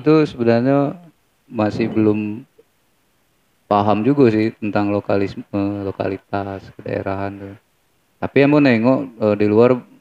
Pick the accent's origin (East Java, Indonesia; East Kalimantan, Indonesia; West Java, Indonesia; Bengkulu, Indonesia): Bengkulu, Indonesia; also born or lived in Semarang, Central Java; Lahir di Jawa Tengah, di Semarang. Oh, orang Tapi Semarang. Dari kecil tuh udah ikut orang tua ke Bengkulu.